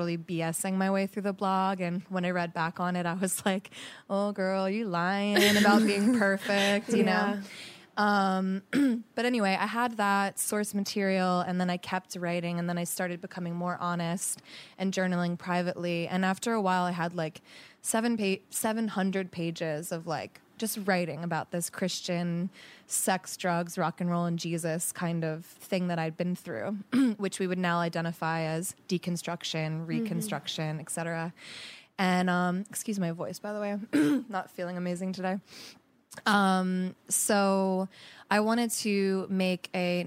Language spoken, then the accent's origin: English; United States; moved away as an adult; now in Los Angeles, United States; I'm from Jersey, Philly